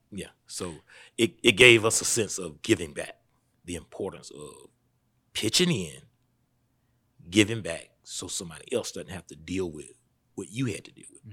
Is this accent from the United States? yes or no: yes; Statesboro, Georgia, United States; I was born right here in Statesboro. I've been here for, mm, forty-nine years